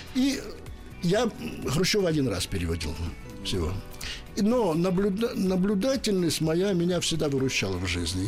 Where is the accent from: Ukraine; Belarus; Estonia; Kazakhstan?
Ukraine; Bakhmach, Chernihiv Oblast; moved away; also born or lived in Moscow; Я родился в Бахмаче на Украине